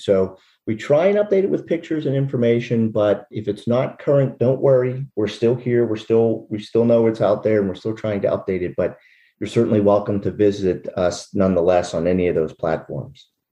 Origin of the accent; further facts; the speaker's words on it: Derry Township, Pennsylvania, United States; also born or lived in Latrobe, Pennsylvania; I was born in Latrobe, PA, but uh, grew up on a farm in Derry Township